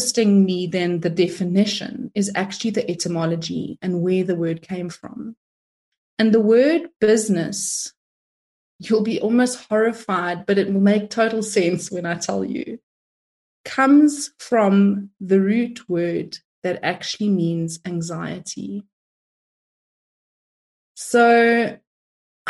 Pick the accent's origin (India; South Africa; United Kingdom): South Africa; I'm of Italian descent, but I'm from South Africa, if you're wondering where the accent is from